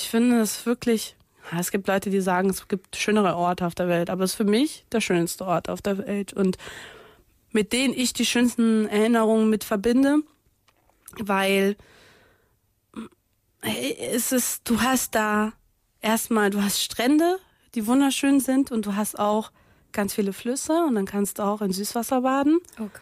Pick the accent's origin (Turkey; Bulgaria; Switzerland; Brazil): Brazil; Niterói, Rio de Janeiro; German is a second language; ich komme ja aus Brasilien, ich komme aus äh, Niterói, das ist eine Nachbarstadt von Rio und äh, ich habe da mehrere Jahre lang gelebt